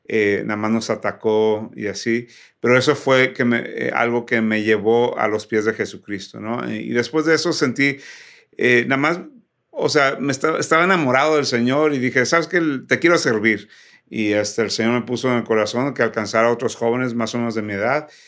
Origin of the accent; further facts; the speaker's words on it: Ciudad Victoria, Tamaulipas, Mexico; now in United States; nací y crecí en Ciudad Victoria, Tamaulipas, pero soy hijo de misioneros.